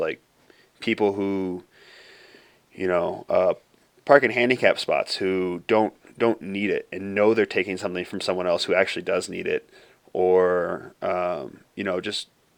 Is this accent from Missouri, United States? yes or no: yes; Missouri, United States; I grew up in Missouri